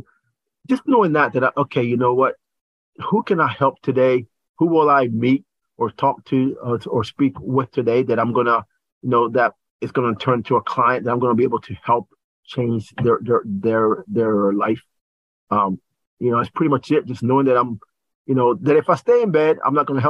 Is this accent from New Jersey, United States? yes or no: no; Lower Delaware, United States; now in Delaware County, United States; I was raised in Lower Delaware